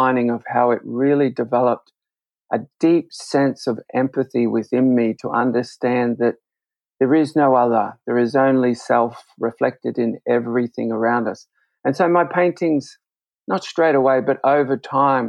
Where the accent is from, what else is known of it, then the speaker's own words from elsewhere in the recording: Brisbane, Queensland, Australia; I grew up in Brisbane